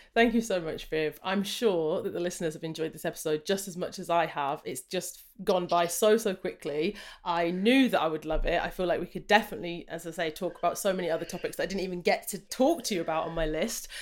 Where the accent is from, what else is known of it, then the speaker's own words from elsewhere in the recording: Jamaica; I'm Jamaican I'm a sprinter